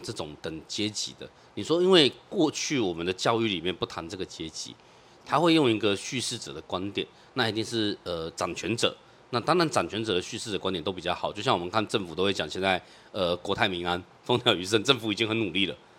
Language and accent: Chinese; Taipei, Taiwan; 我们是住在这种国宅，然后第二期、第三期在外面打工，然后凑钱买着